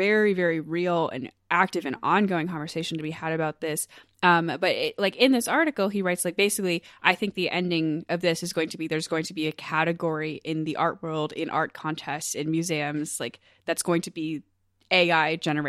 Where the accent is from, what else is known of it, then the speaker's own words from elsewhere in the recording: United States; I'm so American. Okay. I'm like, state fairs are part of my culture. Yeah, they're in my blood.